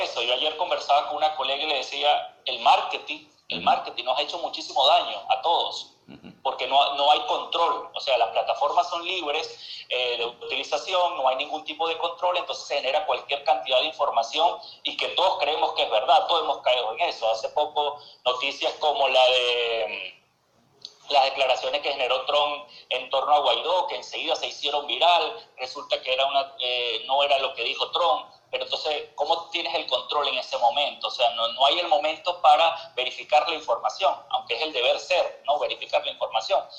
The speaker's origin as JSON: {"language": "Spanish", "country": "Venezuela", "moved": "as an adult", "lives_now": "Argentina", "said": "yo vengo de Venezuela"}